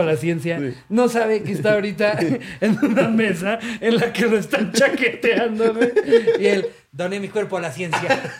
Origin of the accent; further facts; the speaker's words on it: Mexico; yo como mexicano